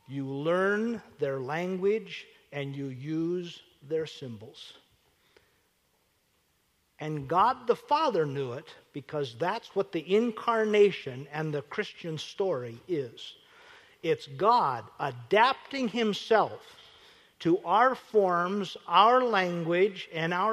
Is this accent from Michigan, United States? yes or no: no; Williston, North Dakota, United States; I grew up in Williston, North Dakota, so my idea of a great time was to get 50 cents and go into Williston, 18 miles away